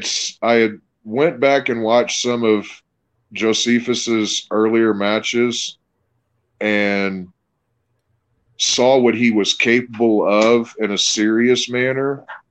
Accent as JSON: {"language": "English", "town": "Evansville", "region": "Indiana", "country": "United States", "tie": "born or raised there", "said": "Well, I grew up in Southwest Indiana, in Evansville, Indiana."}